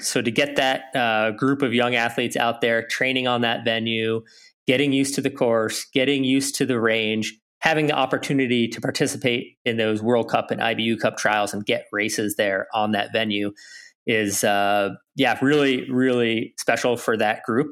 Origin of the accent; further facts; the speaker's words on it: Lake Placid, New York, United States; growing up in Lake Placid